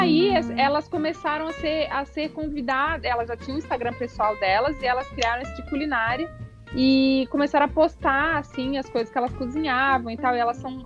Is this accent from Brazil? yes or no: yes; Florianópolis, Santa Catarina, Brazil; moved away as an adult; also born or lived in Rio de Janeiro / São Paulo; eu sou de Florianópolis